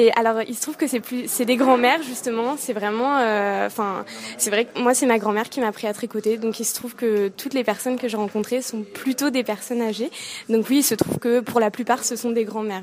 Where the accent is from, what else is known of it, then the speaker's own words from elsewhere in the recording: Yvelines, Île-de-France, France; Je suis originaire des Yvelines